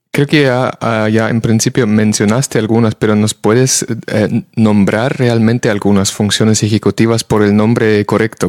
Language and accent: Spanish; Germany; now in Spain; en el país de donde vengo yo, en Alemania